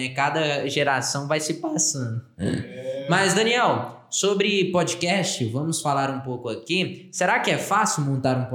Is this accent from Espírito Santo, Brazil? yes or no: no; Goiás, Brazil; Nós somos goianos, né?